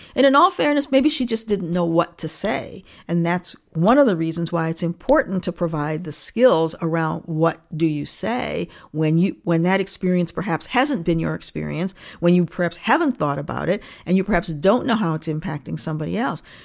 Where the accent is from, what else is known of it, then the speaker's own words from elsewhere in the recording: Niagara Falls, New York, United States; also born or lived in Rochester, New York; I grew up in Niagara Falls, New York, and my parents are Canadians.